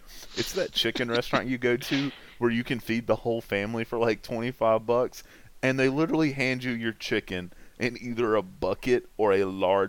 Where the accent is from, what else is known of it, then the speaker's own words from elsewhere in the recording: North Carolina, United States; moved away; I'm from the North Carolina area originally.